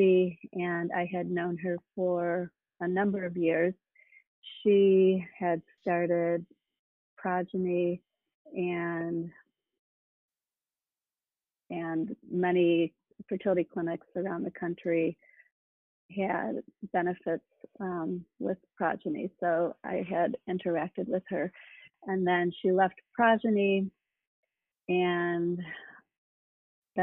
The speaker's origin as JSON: {"language": "English", "region": "Midwest", "country": "United States", "tie": "born or raised there", "also_born_or_lived": "California", "moved": "as an adult", "said": "I grew up in the Midwest and came to California, Stanford, for medical school"}